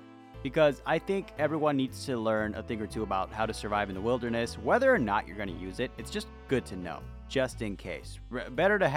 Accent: California, United States; My entire life, from baby to adult, California, that's all I've known

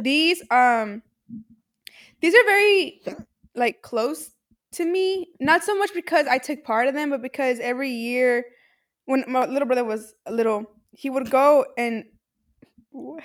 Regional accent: Mexico; I am from Mexico

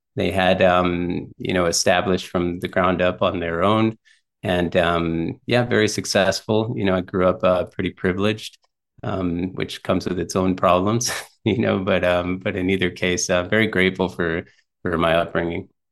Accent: South Texas, United States; also born or lived in McAllen, Texas / Corpus Christi, Texas; I was born in South Texas in a small town called Fremont.

